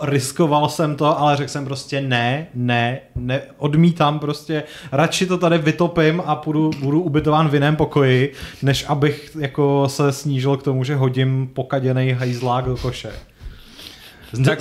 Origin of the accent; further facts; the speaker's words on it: South Bohemian Region, Czechia; mého rodiště uh, v jižních Čechách